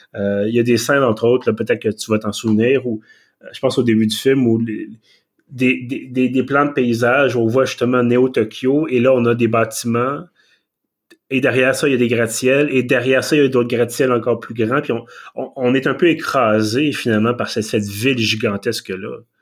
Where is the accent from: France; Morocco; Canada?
Canada; Quebec; accent: Québécois; mon excellent accent québécois